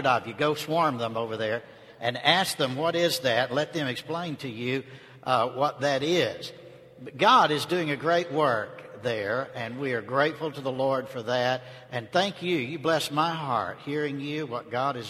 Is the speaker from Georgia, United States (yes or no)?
yes; North Georgia, United States; moved away as an adult; now in Texas, United States; I'm not originally from Texas. I'm a Georgia boy. I don't know if you could tell that or not. I was born and raised in North Georgia, but I moved to Texas when I was 18 to go to college, and I've stayed out there